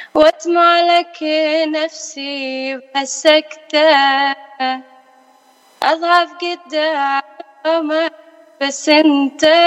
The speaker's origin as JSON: {"language": "Arabic", "country": "Iraq", "moved": "yes", "lives_now": "California, United States", "said": "أنا من العراق آه، كلدانية صار لي آه، هنا بأمريكا 15 سنة"}